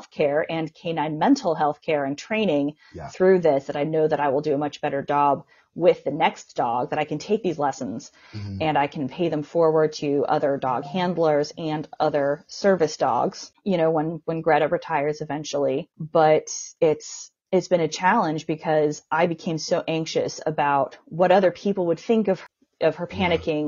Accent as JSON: {"language": "English", "country": "United States", "said": "I'm from the United States."}